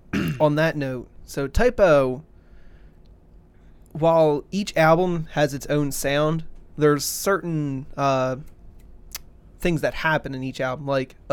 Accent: United States; Because I'm goddamn American.

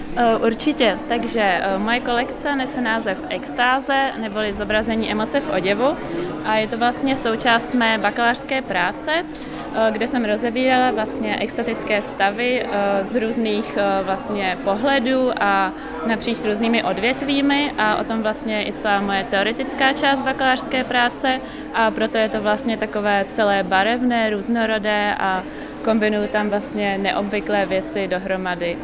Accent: Prague, Czechia; also born or lived in Liberec; já pocházím z Prahy původně

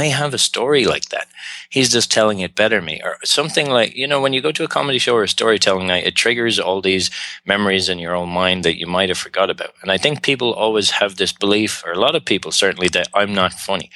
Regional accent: Ireland; accent: Irish; moved away; also born or lived in Australia / Montreal, Canada / China; I'm Irish.

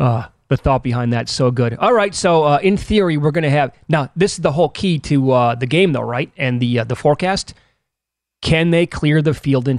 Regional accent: Midwest, United States; moved away; So we're both from the Midwest.

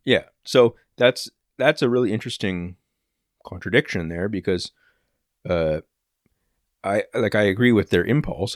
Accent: Oshawa, Ontario, Canada; I don't actually live in Oshawa anymore, but, like, uh, yeah, I was born in Oshawa General Hospital

